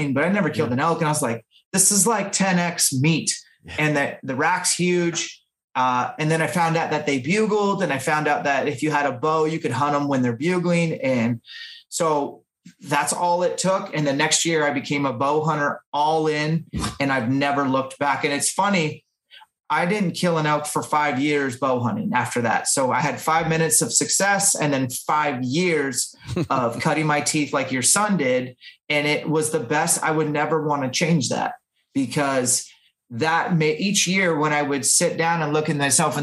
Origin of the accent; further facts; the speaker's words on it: Washington, United States; in my home state of Washington